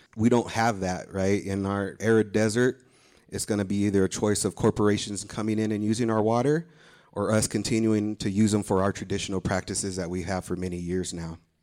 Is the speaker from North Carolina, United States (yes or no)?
no; Hobbs, New Mexico, United States; I grew up in Southeast New Mexico in an oil and gas town called Hobbs, New Mexico